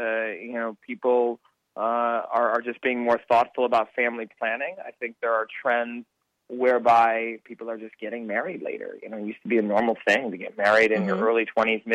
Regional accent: United States; I am Indian American, yes. But when I go to India, I'm just American

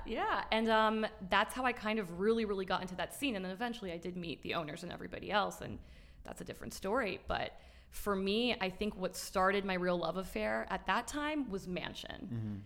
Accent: Miami, Florida, United States; also born or lived in New York, United States; we moved to Miami

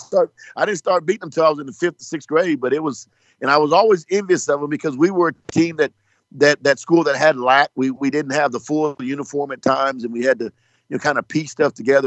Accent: Lawton, Oklahoma, United States; I grew up in Lawton, Oklahoma

